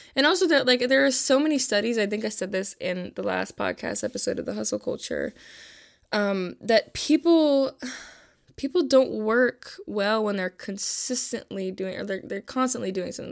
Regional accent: Buffalo, New York, United States; I'm from Buffalo, New York

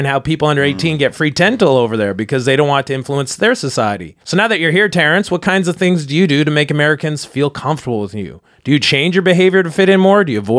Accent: Canada; now in United States; No, actually, I'm Canadian.

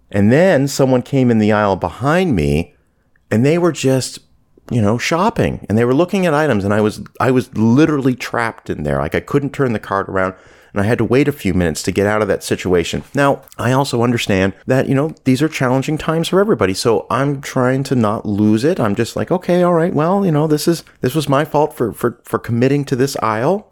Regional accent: Canada; also born or lived in Southern United States; now in United States; I'm from Canada originally

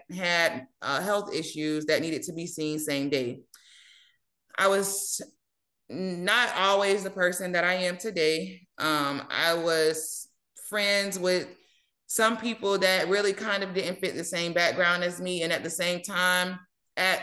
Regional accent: St. Petersburg, Florida, United States; now in Ruskin, United States; I am from St. Petersburg, Florida, originally. I did relocate and move to Ruskin, Florida

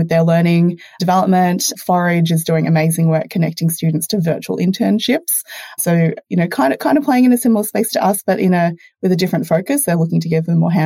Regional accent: Australia; your first Aussie guest, and hopefully my accent hasn't been too distracting for your listeners

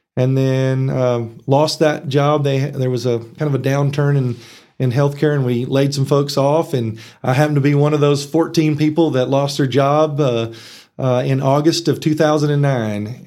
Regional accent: Texas Panhandle, United States; born or raised there; also born or lived in Arkansas

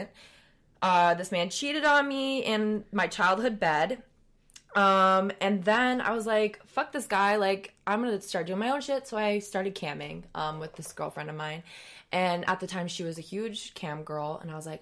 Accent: a very small town in Wisconsin, United States; also born or lived in Chicago, Illinois; I was born in Chicago. My family decided to get away from the city and raise us away from the city. So we moved when I was 9 to a very small town in Wisconsin

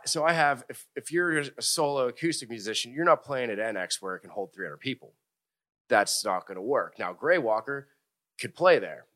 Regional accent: Hickory, Pennsylvania, United States; I grew up, uh, in a little town called Hickory, went to Fort Cherry High School, which is in Washington County

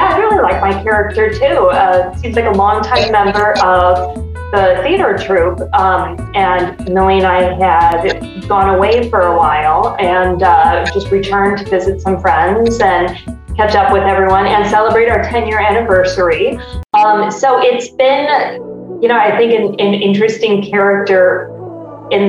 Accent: Lansing, Illinois, United States; also born or lived in Chicago; I am actually from Chicago, a south suburb. I was born and raised in Lansing, Illinois

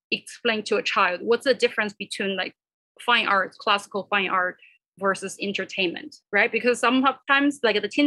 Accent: China; moved away as an adult; also born or lived in Kansas; now in United States; I came here from China when I was 17

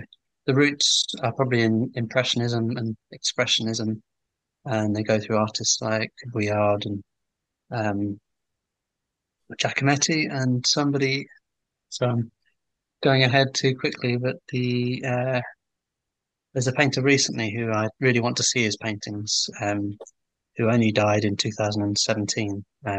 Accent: England, United Kingdom; I'm English. I'm 43.

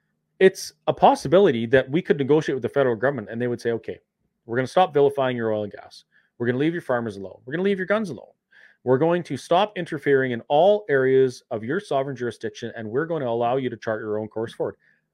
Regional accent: Canada; I ended up in jail because I'm a Canadian citizen and it's my charter right to protest.

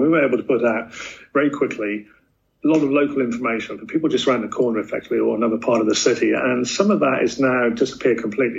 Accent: United Kingdom; back in my home country in the UK, a lot of local independent organizations have been amalgamated into broad-based networks.

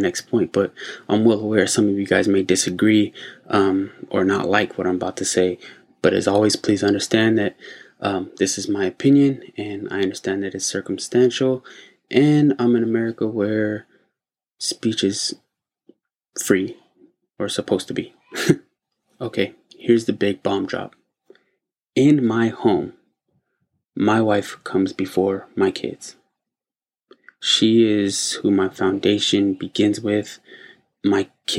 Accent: United States; my home country, the U.S.

